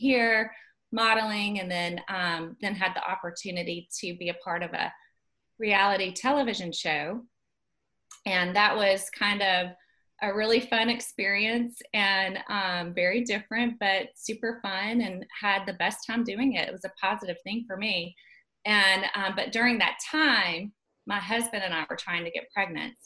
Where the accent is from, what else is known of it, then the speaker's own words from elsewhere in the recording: Dothan, Alabama, United States; also born or lived in Auburn, Alabama / Birmingham, Alabama; I grew up in Dothan, Alabama. I've always lived in Alabama